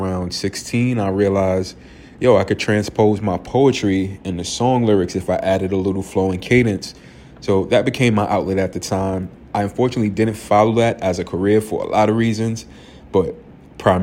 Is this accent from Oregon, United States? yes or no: no; New York City, New York, United States; I am from Harlem, New York